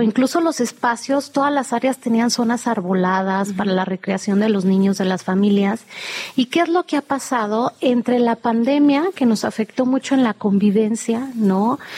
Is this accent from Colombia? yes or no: no; Mexico City, Mexico; de nosotros como chilangos